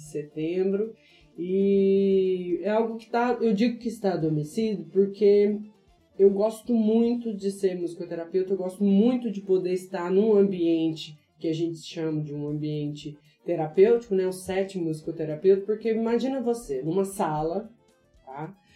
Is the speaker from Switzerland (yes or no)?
no; interior of Minas Gerais, Brazil; eu sou mineira, é, do interior de Minas Gerais